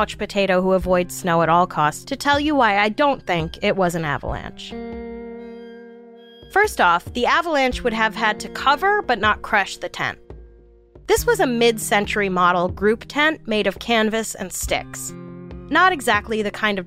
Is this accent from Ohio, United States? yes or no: no; New York City, New York, United States; I grew up in New York City.